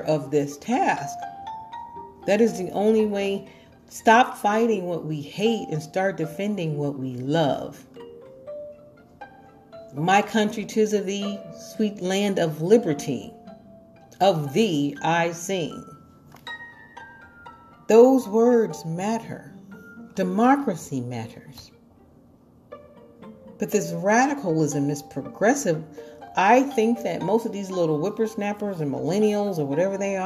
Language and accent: English; Chicago, Illinois, United States; I grew up in politics in Chicago under Mayor Daley.